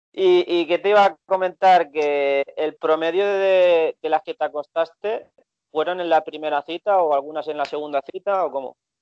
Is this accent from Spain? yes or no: yes; Barcelona, Catalonia, Spain; yo era de Barcelona, español